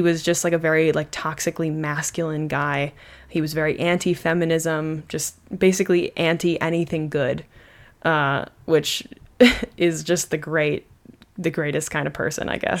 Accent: United States; I am just an American

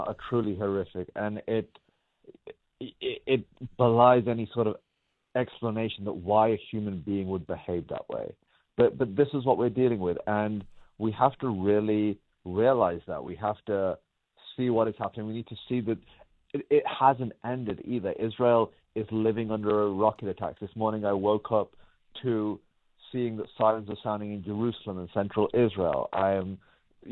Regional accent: England, United Kingdom; now in United States; I'm from England originally. My family's from Pakistan. I live in the United States.

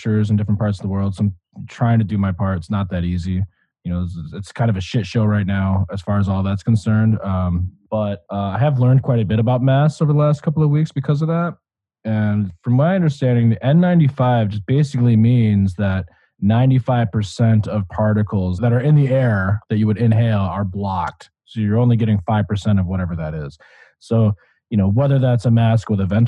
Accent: Michigan, United States; moved away; I'm from Michigan originally

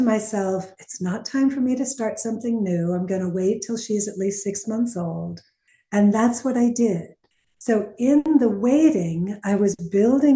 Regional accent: Northeast, United States; I'm from the Northeast

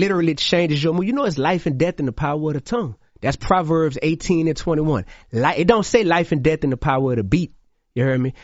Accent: New Orleans, Louisiana, United States; also born or lived in Baton Rouge; In New Orleans, I kicked it off in my hometown

